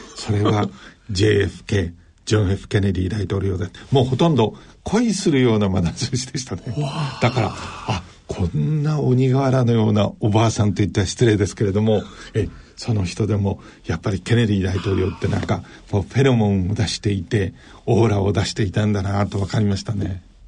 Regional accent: Hokkaido, Japan; moved away; also born or lived in Tokyo; どさんこで、父は、えっ、ー、と、北海道の橋別というところに大きな炭鉱があって

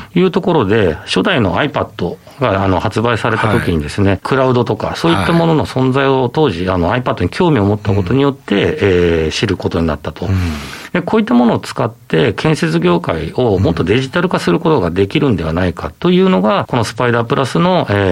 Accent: Hokkaido, Japan; 北海道出身

